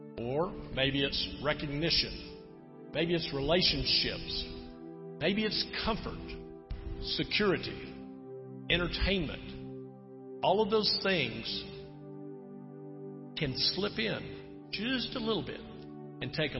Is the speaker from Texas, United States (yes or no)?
yes; Texas, United States; moved away; I'm from Texas